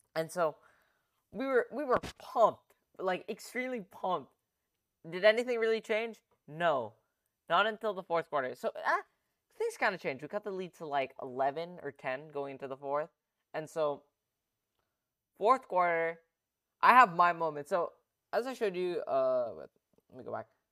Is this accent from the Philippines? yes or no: yes; Philippines; a Filipino